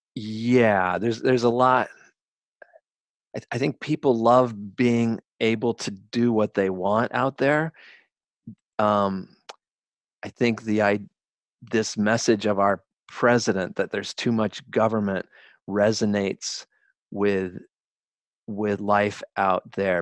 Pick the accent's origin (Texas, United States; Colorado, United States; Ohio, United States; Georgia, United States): Colorado, United States; also born or lived in Bronx, New York; now in New York, United States; I'm from Colorado